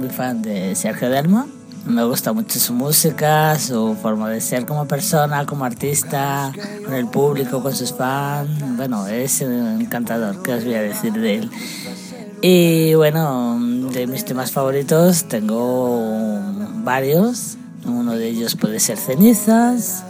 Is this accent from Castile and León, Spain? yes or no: yes; Valladolid, Castile and León, Spain; soy de aquí de Valladolid